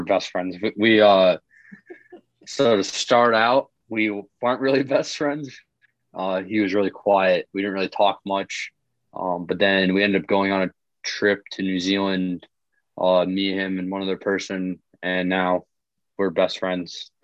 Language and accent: English; Putnam, Connecticut, United States; also born or lived in Western New York; I'm um, from Putnam, Connecticut